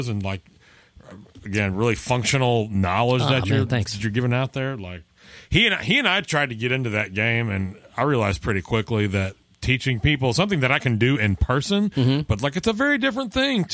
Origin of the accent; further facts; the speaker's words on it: Dallas, Texas, United States; I'm from Dallas, and I've been playing at that guitar show since I was 15 years old